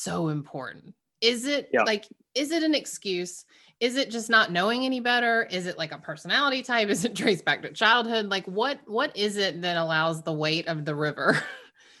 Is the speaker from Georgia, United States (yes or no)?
yes; Georgia, United States; moved away as an adult; now in Massachusetts, United States; I grew up in Georgia and we just moved up to Massachusetts recently